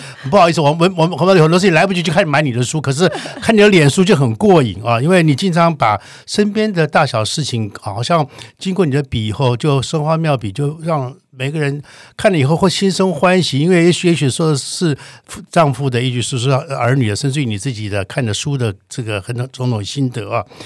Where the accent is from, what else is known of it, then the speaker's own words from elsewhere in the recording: Taichung, Taiwan; 因为我是台中，台子长大，我大概六岁到十八岁都在谈子